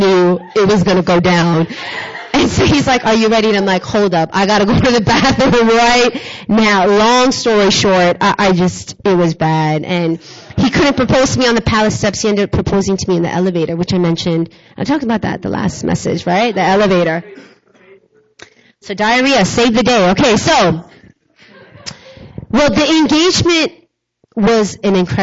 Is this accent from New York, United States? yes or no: yes; New York, United States; moved away as an adult; also born or lived in South Korea; I'm a New Yorker. All of my family was in New York